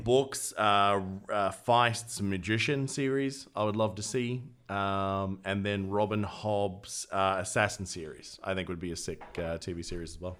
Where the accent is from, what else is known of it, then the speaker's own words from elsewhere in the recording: Australia; accent: Australian; my Australian accent